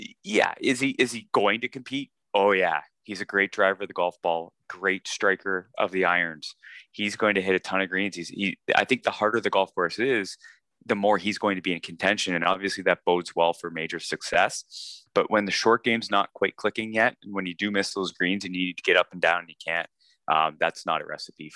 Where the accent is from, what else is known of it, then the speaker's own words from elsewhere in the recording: Canada; a Canadian